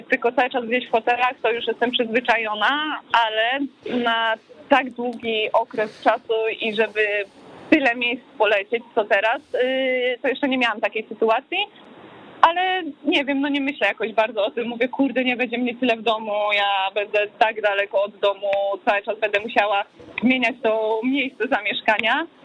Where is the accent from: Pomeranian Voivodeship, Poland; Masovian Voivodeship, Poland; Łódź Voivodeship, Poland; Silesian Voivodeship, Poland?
Silesian Voivodeship, Poland; Ćwiklice; Tak, ja, ja kocham Śląsk, a, moje ćwiklice to, to, już totalnie.